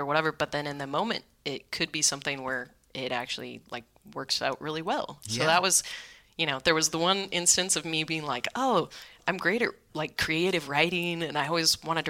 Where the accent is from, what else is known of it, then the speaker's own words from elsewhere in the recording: Vacaville, California, United States; moved away as an adult; also born or lived in Sacramento / Berlin; now in New York City, United States; raised in Vacaville primarily, which is midway between Sacramento and San Francisco